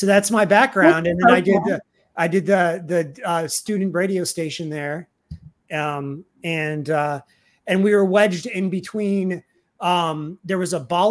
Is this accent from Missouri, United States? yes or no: yes; Missouri, United States; moved away as an adult; I was from Missouri